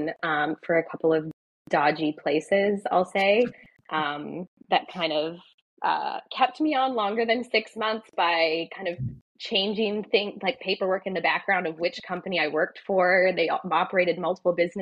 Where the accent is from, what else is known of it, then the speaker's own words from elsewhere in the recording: Wisconsin, United States; accent: American; moved away as an adult; now in Australia; grew up in Wisconsin, went to college there.